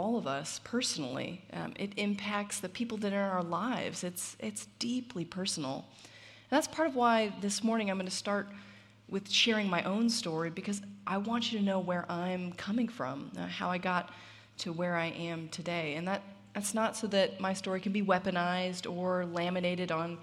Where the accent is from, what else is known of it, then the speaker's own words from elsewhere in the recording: Southern California, United States; I grew up in Southern California